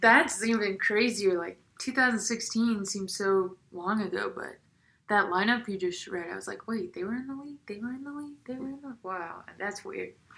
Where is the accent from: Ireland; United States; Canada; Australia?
United States; South Carolina; now in Denver, United States; I'm from South Carolina